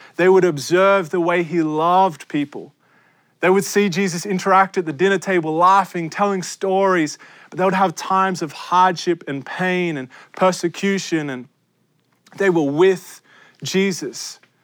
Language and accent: English; Australia; now in United States; I am an Australian. This is my, an Australian passport, and I love Australia. I live in your country, America.